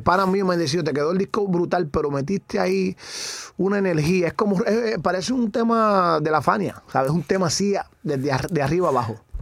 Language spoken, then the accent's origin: Spanish; Naguabo, Puerto Rico; yo me crié en Nahuabo, el pueblo Nahuabo, el barrio Duque, con mis abuelos.